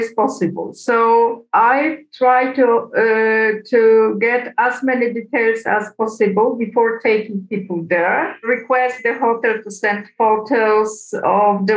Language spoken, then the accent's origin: English; Poland; I'm from Poland